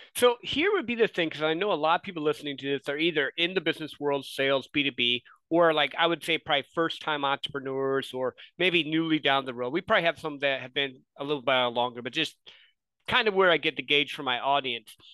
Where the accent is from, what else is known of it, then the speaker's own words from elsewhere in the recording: Midwest, United States; I grew up in the Midwest